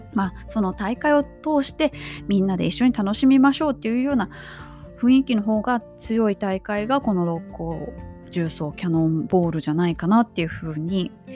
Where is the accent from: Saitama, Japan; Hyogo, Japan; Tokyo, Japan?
Hyogo, Japan; Kobe; 私の地元神戸市須磨区から